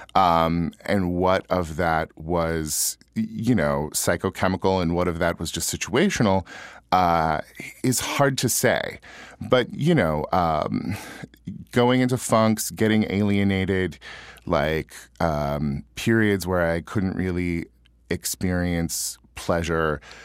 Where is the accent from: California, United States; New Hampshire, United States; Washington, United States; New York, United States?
California, United States; Yuba City; moved away as an adult; also born or lived in Minnesota; my hometown